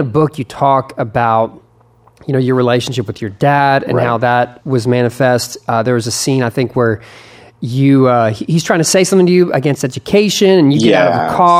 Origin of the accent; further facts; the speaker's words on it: Texas, United States; As a Texan